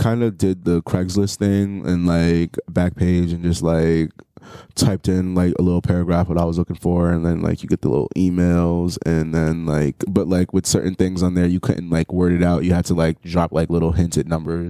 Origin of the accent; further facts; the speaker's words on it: New York City, New York, United States; I'm from the Bronx. Okay. Born and raised my whole life.